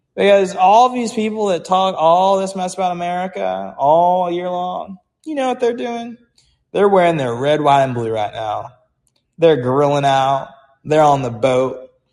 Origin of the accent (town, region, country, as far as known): United States